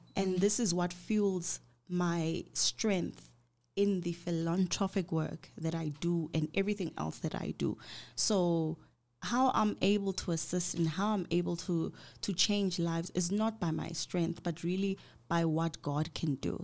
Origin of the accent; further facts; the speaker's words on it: Johannesburg, Gauteng, South Africa; also born or lived in Limpopo; I was raised in Johannesburg, but I was born there. I was a village child.